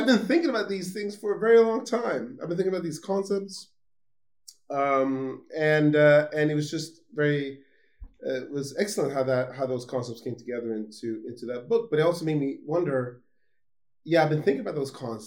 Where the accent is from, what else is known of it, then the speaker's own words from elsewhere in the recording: Gothenburg, Västra Götaland, Sweden; I was born in Sweden, in Gothenburg, the second largest city of Sweden